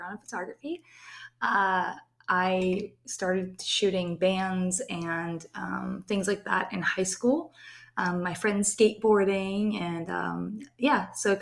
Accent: Pittsburgh, Pennsylvania, United States; I am from Pittsburgh

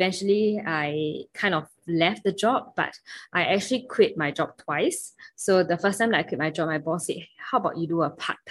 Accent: Singapore; from Singapore

